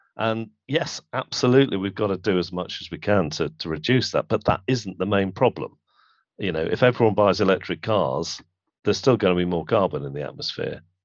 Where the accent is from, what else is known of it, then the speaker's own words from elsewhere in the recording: Manchester, North West England, United Kingdom; where I grew up in Manchester